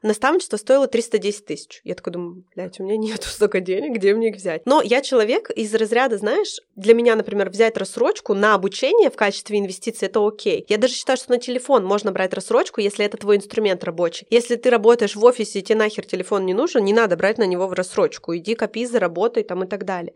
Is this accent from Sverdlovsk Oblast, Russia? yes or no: yes; Nizhny Tagil, Sverdlovsk Oblast, Russia; moved away as an adult; Я родилась в Нижнем Тагиле, это рядом с Екатеринбургом, недалеко, у меня там живут все родственники, родители.